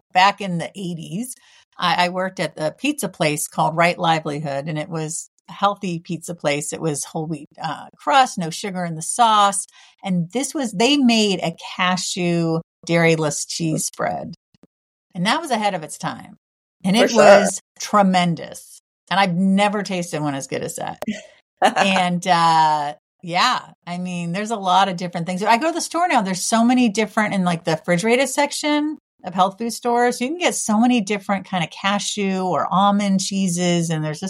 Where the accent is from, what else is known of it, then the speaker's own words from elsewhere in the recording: California, United States; I've loved Mexican food my whole life, but I grew up in California.